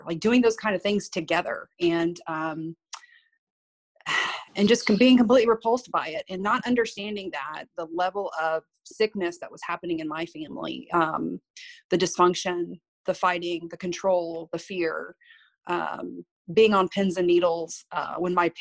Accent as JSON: {"language": "English", "area": "Victoria County", "region": "Texas", "country": "United States", "tie": "born or raised there", "said": "I was raised pretty much in Victoria County"}